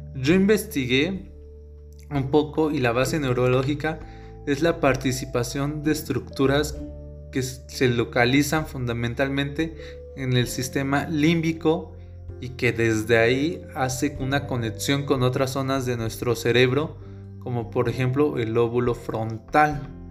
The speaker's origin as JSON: {"language": "Spanish", "region": "Oaxaca", "country": "Mexico", "said": "yo soy de Oaxaca"}